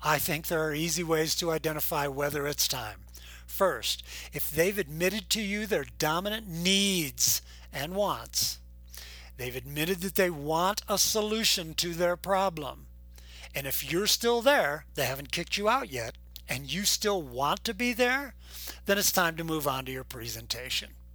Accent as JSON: {"language": "English", "town": "Boulder", "region": "Colorado", "country": "United States", "said": "I'm from Boulder, Colorado"}